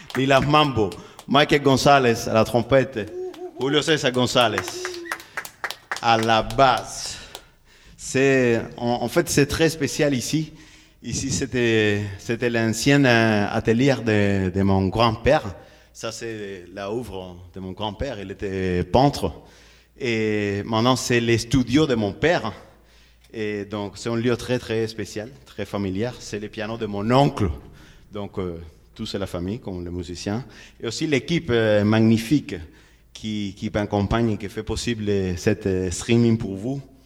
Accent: Havana, Cuba; French is a second language; chez moi, chez nous à La Havane

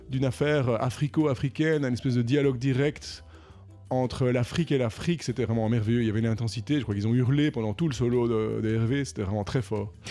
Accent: Paris, Île-de-France, France; franchement, en tant qu'Européen, euh, probablement en tant que Parisien, il y a quand même des sérieuses, mesdames et messieurs, sérieuses questions à se poser.

